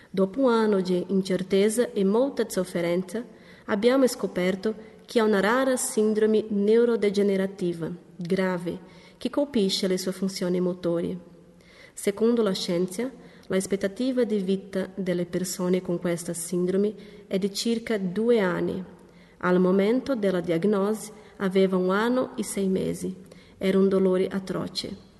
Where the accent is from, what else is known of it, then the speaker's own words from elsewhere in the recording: Ribeirão Preto, São Paulo, Brazil; moved away as an adult; now in Loppiano, Italy; Proveniamo dal Brasile dalla città di Ribeirão Preto, nello stato di São Paulo